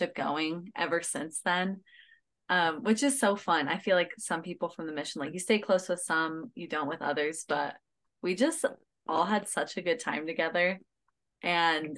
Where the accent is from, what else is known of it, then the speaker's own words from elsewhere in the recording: Pleasant Grove, Utah, United States; I grew up in Pleasant Grove, just Utah County, and lived there my whole life.